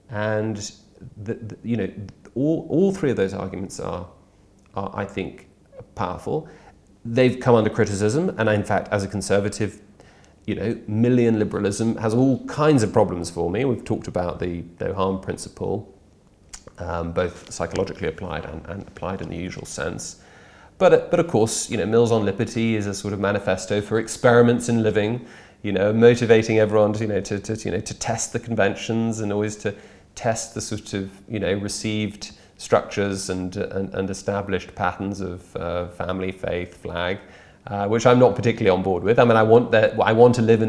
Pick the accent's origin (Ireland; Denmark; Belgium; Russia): Belgium; Brussels, Brussels-Capital Region; I've been a Brexiteer since I was 13. I grew up in Brussels.